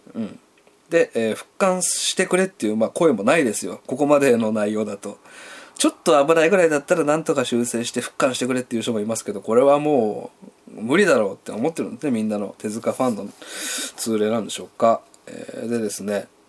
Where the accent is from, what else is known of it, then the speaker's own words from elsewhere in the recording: Hiroshima, Japan; 僕はあの広島出身なんで